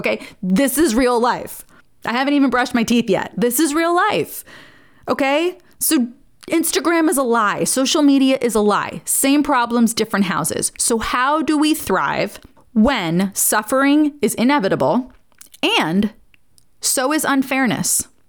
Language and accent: English; New York, United States; now in Nashville, United States; And the posh, you know, I came from New York.